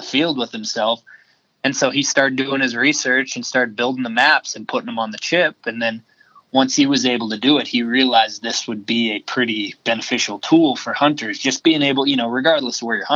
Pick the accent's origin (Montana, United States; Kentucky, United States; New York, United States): Montana, United States; I grew up in Montana